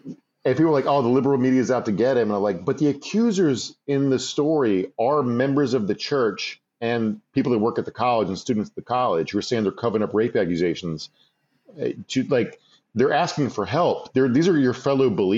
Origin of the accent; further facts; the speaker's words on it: near Lynchburg, Southern Virginia, United States; Part of Southern Virginia I grew up in is near Lynchburg